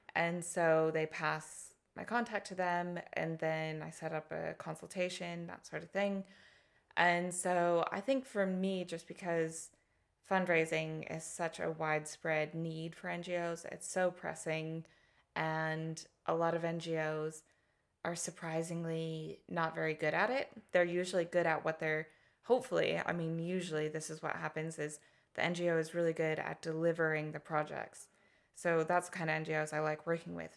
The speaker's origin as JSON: {"language": "English", "region": "Colorado", "country": "United States", "tie": "born or raised there", "accent": "American", "moved": "as an adult", "lives_now": "Hastings, United Kingdom", "said": "I was born and lived most of my, my youth, my up until about, uh, twenty-one, I was in Colorado, uh, the United States"}